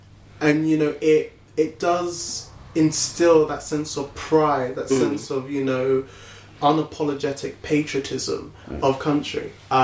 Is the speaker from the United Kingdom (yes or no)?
yes; England, United Kingdom; I still feel kind of, I am English, I'm British